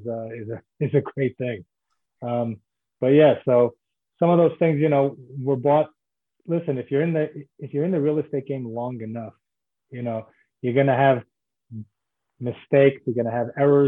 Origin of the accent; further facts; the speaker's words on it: New York City, New York, United States; moved away as an adult; also born or lived in New Jersey / Israel; now in Florida, United States; I was born in Brooklyn, New York, and grew up in Brooklyn and then in Manhattan as well